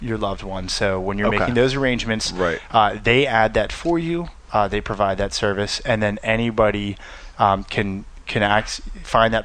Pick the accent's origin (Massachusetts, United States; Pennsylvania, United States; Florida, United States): Pennsylvania, United States; Pittsburgh; growing up in Pittsburgh